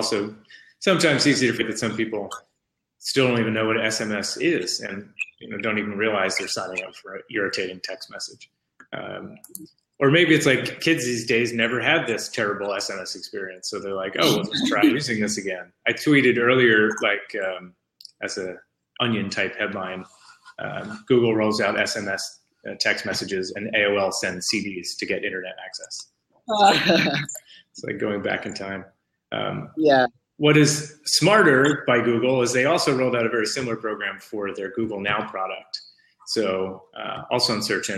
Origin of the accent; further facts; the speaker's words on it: East Coast, United States; moved away; I'm from the East Coast